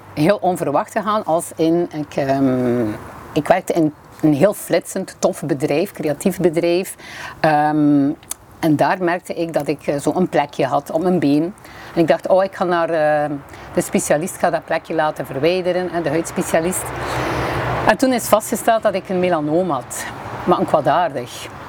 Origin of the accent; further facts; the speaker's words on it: Bruges, Flanders, Belgium; accent: West Flemish; moved away as an adult; now in Limburg, Belgium; Zoals mijn eh, accent waarschijnlijk vermoedt, ben ik van de West-Vlaanderen, eh, van Brugge